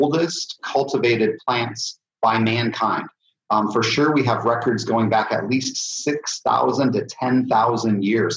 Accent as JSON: {"language": "English", "region": "Indiana", "country": "United States", "said": "I'm from Indiana, so we have a lot of corn growing right now here"}